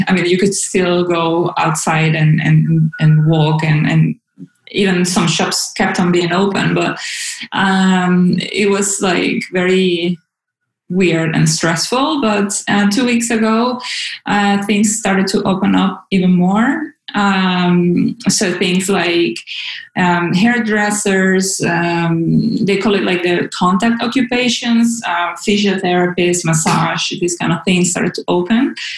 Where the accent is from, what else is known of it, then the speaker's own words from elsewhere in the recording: Caracas, Capital District, Venezuela; moved away as an adult; also born or lived in Groningen, Netherlands; now in Amsterdam, Netherlands; I am from Venezuela. I was born and raised in Caracas